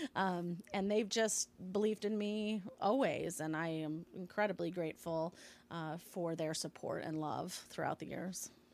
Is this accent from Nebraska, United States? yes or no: yes; Lincoln, Nebraska, United States; moved away as an adult; also born or lived in London; I am originally from Lincoln, Nebraska. Grew up, uh, you know, as a Midwest girl in Nebraska, but have sort of lived all over